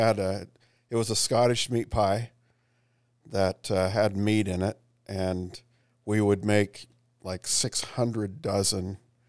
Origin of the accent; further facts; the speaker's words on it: Salt Lake City, Utah, United States; Actually, I grew up in Utah, Salt Lake City, Utah.